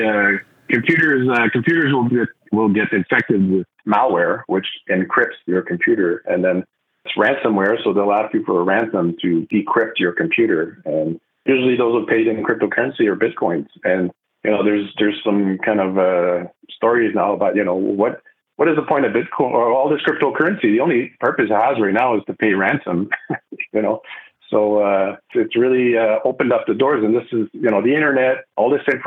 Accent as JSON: {"language": "English", "town": "Montreal", "region": "Quebec", "country": "Canada", "first_language": "French", "second_language": "English", "moved": "as an adult", "lives_now": "Vancouver, Canada", "said": "I'm originally from the East Coast, Montreal, so I'm a French speaker"}